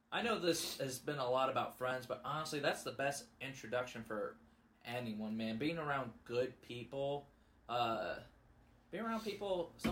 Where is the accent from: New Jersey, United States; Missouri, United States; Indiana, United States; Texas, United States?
Missouri, United States; Festus; I am from Festus. I've moved around a lot